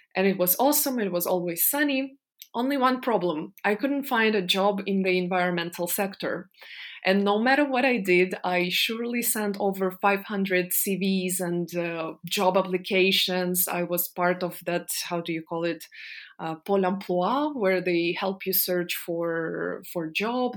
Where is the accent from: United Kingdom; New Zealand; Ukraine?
Ukraine; Donetsk, Donetsk Oblast; moved away as an adult; I was born in Donetsk in the eastern part of Ukraine.